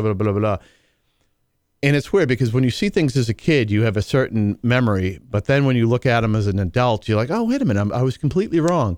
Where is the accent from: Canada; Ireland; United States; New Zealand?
United States; New England; I'm from New England.